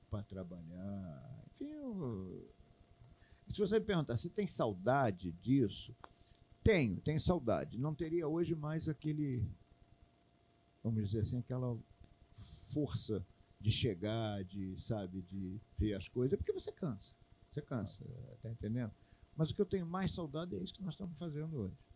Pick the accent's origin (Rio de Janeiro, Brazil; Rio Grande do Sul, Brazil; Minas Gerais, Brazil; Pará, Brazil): Pará, Brazil; eu vim do Pará, é, a minha emoção muito grande ele ver. Eu digo, legal não, porque eu no Pará eu tinha é é, é, é, dificuldade, eu morava, tinha que andar um pouco longe para poder ter uma televisão boa.